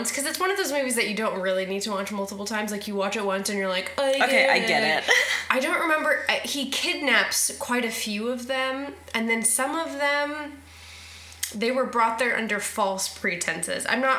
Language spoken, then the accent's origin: English; United States; as an American girl